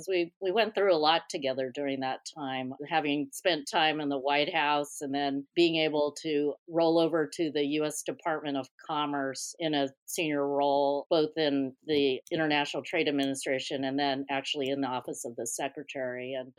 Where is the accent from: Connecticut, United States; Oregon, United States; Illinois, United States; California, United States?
California, United States; having been born and raised in California